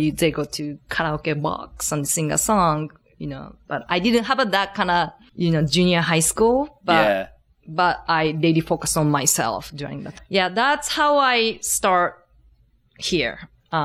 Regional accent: Tokyo, Japan; now in United States; I am originally from Tokyo.

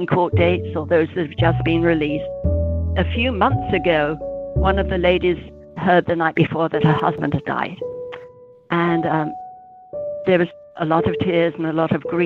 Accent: England, United Kingdom; accent: British; moved away; I'm from England, as you can tell.

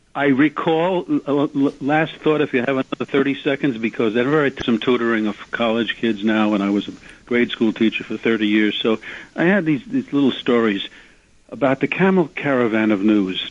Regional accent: New York City, New York, United States; also born or lived in Flatbush, Brooklyn; I'm from Little Neck, Queens, and I've lived in Queens since I was three months old.

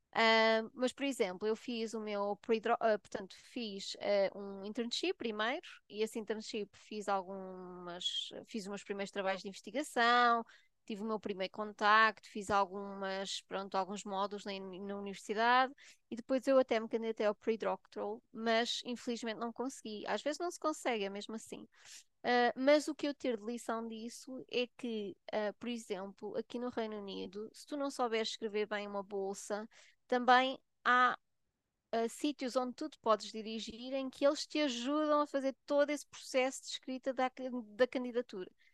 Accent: Portugal; moved away as an adult; also born or lived in Switzerland; now in United Kingdom; não nasci em Portugal, nasci na Suíça, os meus pais eram imigrantes lá e depois voltei para Portugal para, para, pronto, para estudar

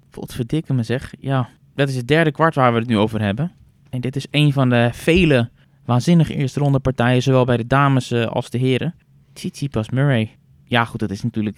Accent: Netherlands; wij weten natuurlijk als Nederlanders

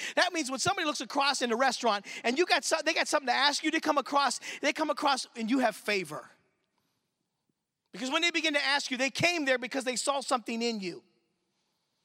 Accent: Michigan, United States; I'm from Michigan

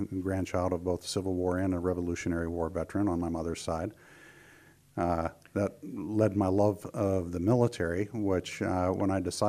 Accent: Brookville, Pennsylvania, United States; also born or lived in DuBois, Pennsylvania / West Virginia; Well, I was born in DuBois, Pennsylvania. My dad was an oil rig foreman, and we spent the first 2 years of my life down in West Virginia. But came back up home when I was two into Brookville, my mother's hometown, where I grew up

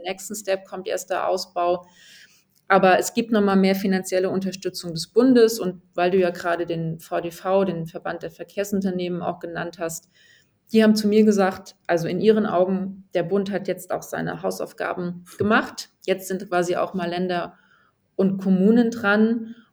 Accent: Hamburg, Germany; sind wir Hamburger

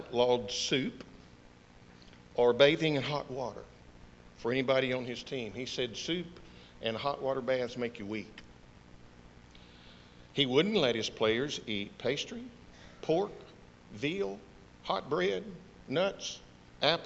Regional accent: Houston, Texas, United States; As one who was born and raised in Houston, Texas

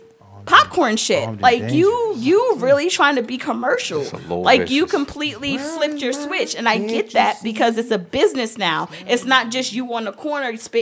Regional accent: New York, United States; I'm from New York

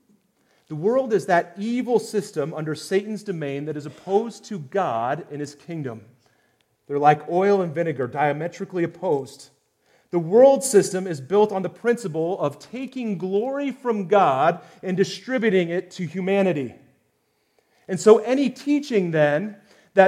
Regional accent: United States; as Americans

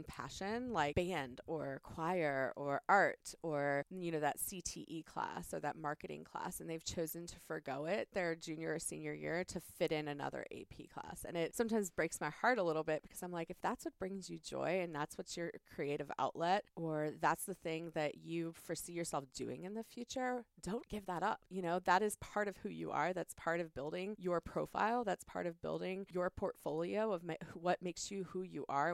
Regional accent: Prince William County, Northern Virginia, United States; I grew up in Northern Virginia. I grew up in Prince William County

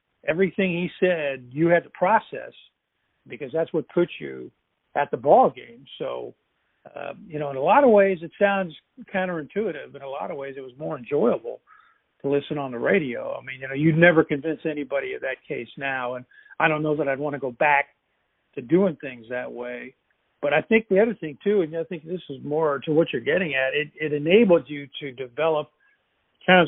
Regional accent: Louisville, Kentucky, United States; I grew up in Louisville and was a huge fan of both UK and U of L.

